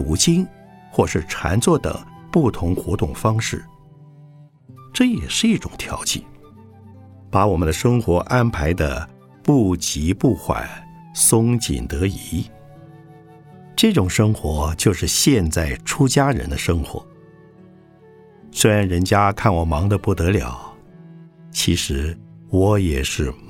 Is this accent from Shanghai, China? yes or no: yes; Shanghai, China; 我小时候住在上海，后来到了台北、东京、纽约，然后又到过欧洲许多大城市和小乡镇。